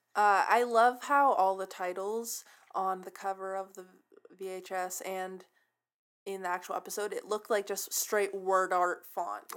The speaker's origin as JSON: {"language": "English", "town": "San Francisco", "region": "California", "country": "United States", "said": "I'm from San Francisco"}